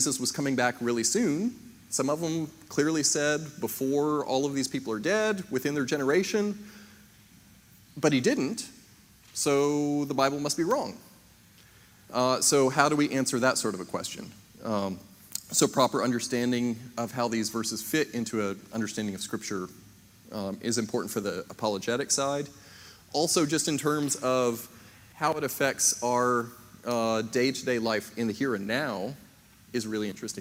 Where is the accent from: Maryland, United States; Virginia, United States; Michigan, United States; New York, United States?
Maryland, United States; I was born up in Maryland in 1980